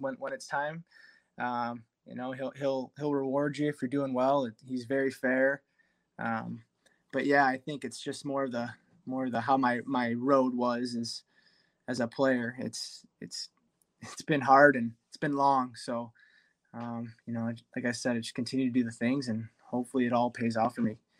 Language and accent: English; Detroit, Michigan, United States; happening in my hometown you know all my family